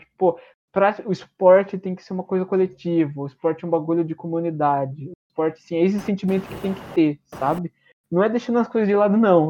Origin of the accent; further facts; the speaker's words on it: Brazil; como brasileiro e torcedor do Palmeiras